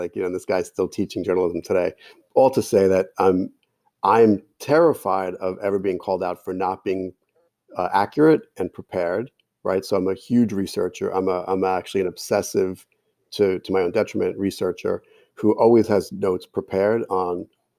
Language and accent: English; Jersey City, New Jersey, United States; accent: Jersey City; So if I was speaking in my hometown accent in Jersey City, which sounds just like Brooklyn, there's no letter R.